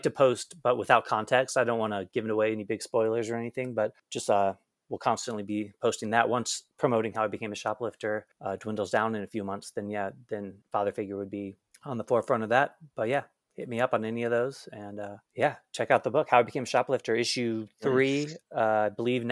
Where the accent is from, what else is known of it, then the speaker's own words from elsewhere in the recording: Canton, Ohio, United States; now in California, United States; I grew up in Canton, Ohio, but would always go to concerts in Cleveland.